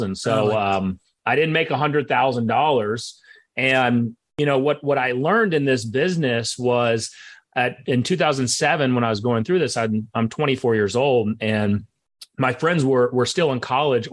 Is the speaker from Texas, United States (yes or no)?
yes; Dallas, Texas, United States; also born or lived in McKinney, Texas; I'm here in Dallas, Texas, born and raised in Dallas.